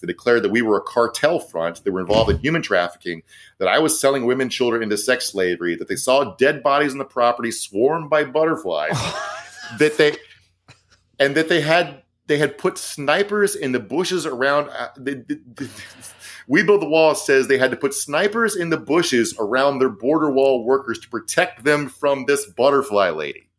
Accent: Virginia, United States; congressional candidate from Virginia, my home state.

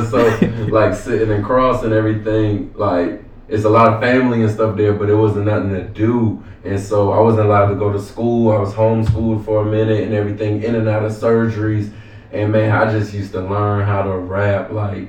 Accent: Goose Creek, South Carolina, United States; now in Atlanta, United States; I'm from Charleston, South Carolina. So I was raised up in Goose Creek by my grandma. The reason why I'm in Atlanta to pursue this music

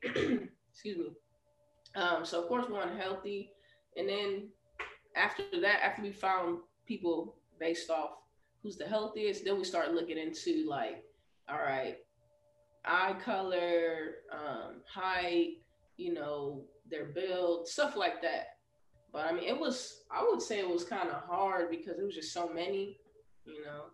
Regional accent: Chicago, Illinois, United States; now in Houston, United States; I grew up in Chicago

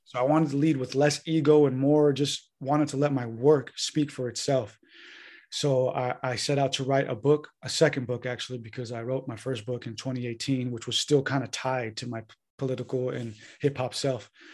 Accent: San Diego, California, United States; moved away as an adult; now in Santa Rosa, United States; I'm originally from North County, San Diego, California. Uh, born and raised there.

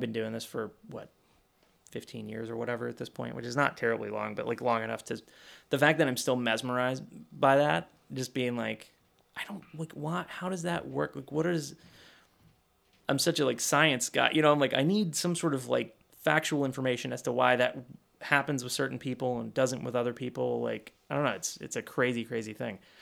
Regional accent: Kentucky, United States; moved away; I grew up in Kentucky

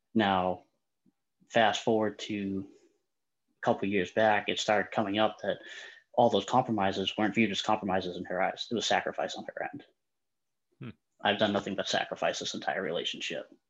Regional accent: Boston, Massachusetts, United States; I'm from the Boston area

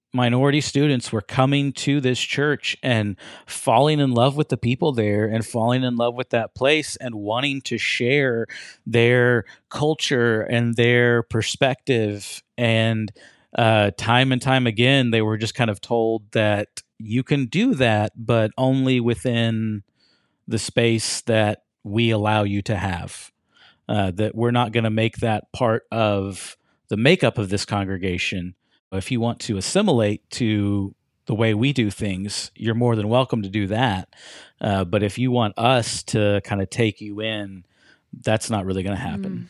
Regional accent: Fort Worth, Texas, United States; moved away as an adult; also born or lived in Oklahoma; now in Muskogee, United States; I grew up in Fort Worth, Texas

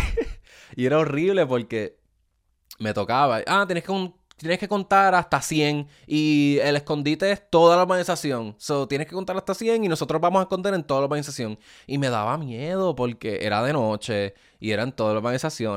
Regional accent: Ponce, Puerto Rico; accent: boricua; also born or lived in Bayamón, Puerto Rico / Juana Díaz, Puerto Rico; now in United States; yo soy original de Ponce

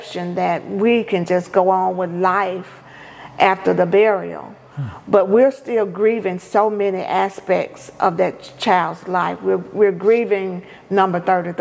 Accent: Prentiss, Mississippi, United States; now in Jackson, United States; my hometown, which is Jefferson Davis County, Apprentice, Mississippi

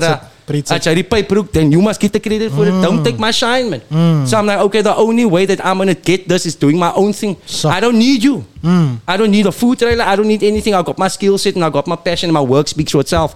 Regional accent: Strandfontein, Western Cape, South Africa; I am proudly from Strandfontein. I represent the 393.

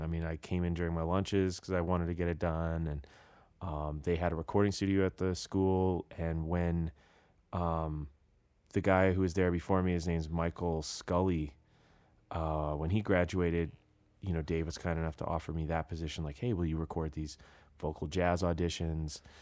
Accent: British Columbia, Canada; moved away; I'm from British Columbia

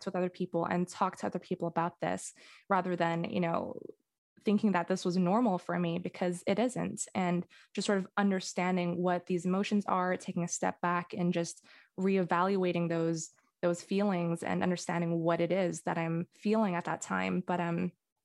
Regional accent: Singapore; now in Vancouver, Canada; I'm not from Vancouver, I'm from Singapore

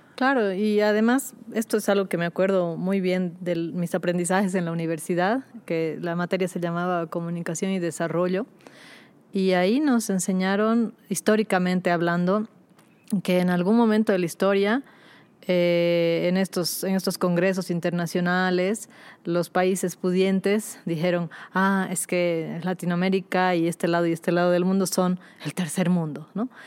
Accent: Bolivia; also born or lived in Lille, France; nosotros mismos decimos aquí en Bolivia

